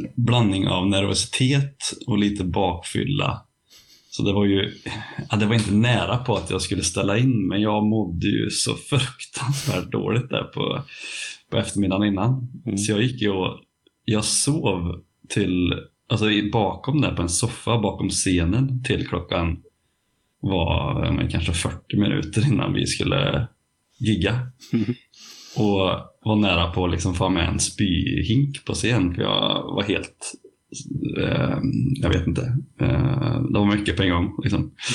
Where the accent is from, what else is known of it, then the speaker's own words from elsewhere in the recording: Värmland, Sweden; accent: Värmland dialect; min värmländska